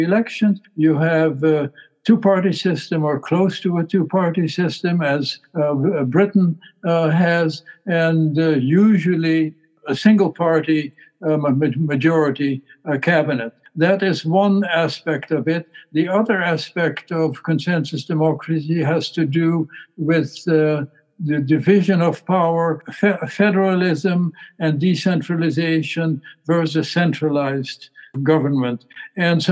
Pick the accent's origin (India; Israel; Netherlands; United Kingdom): Netherlands; growing up in the Netherlands